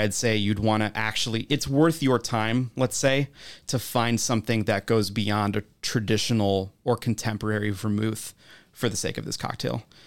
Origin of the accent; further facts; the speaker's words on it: Wisconsin, United States; I'm from Wisconsin